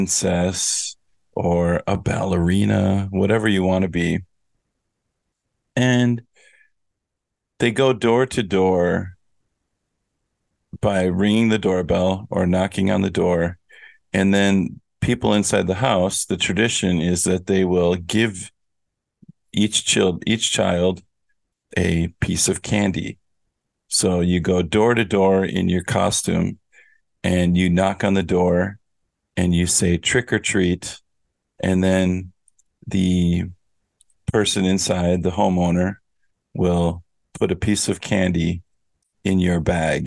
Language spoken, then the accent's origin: English; Minnesota, United States; I'm from Minnesota